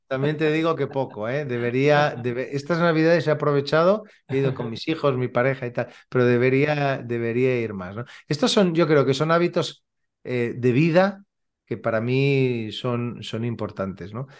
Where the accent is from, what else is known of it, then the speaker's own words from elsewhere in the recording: Badalona, Catalonia, Spain; Yo soy de Badalona. Eh, vivo en Badalona y aquí tenemos mar